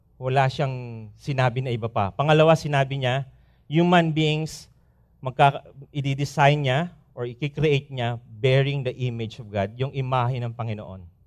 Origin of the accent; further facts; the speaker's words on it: Philippines; moved away as an adult; lilipad kami after two days sa probinsya namin